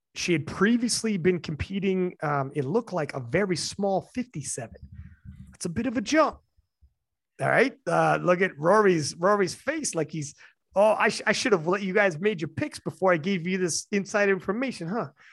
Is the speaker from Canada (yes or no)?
yes; Canada; I'm Canadian